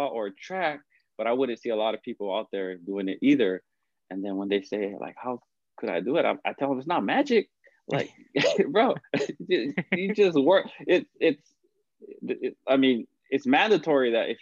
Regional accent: Hawaii, United States; moved away; the island life, right, growing up in Hawaii.

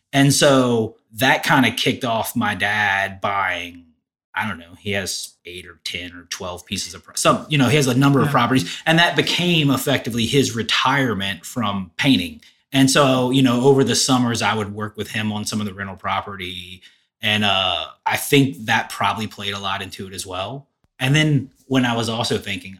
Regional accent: Denham Springs, Louisiana, United States; also born or lived in Baton Rouge; I grew up in Denham, lived in Denham and Baton Rouge my whole life

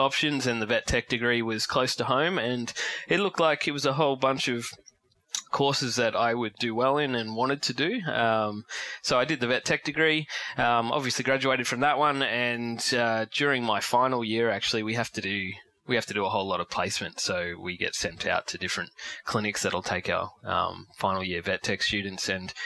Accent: Ipswich, Queensland, Australia; also born or lived in Lockyer Valley, Queensland / Brisbane; I grew up in Ipswich around Willowbank area.

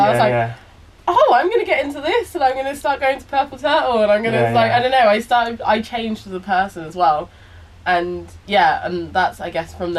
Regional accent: Belize; when I started going to Chowow and St. Gregory's, people from Black Belize would say that I changed my accent. They were like, you started to sound posh.

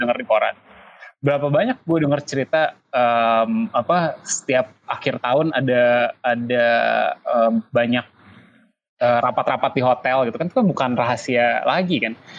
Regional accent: Indonesia; gue tinggal di Indonesia

